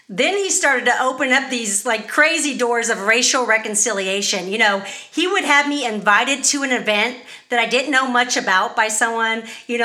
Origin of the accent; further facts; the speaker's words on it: California, United States; moved away; Yeah, I'm not from the South. I actually was born and raised in California, so I definitely had a culture shock when I moved here.